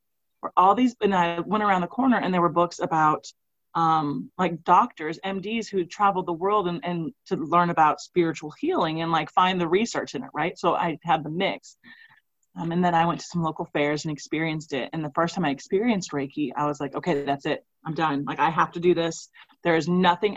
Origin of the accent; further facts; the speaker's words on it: Missouri, United States; I'm from Missouri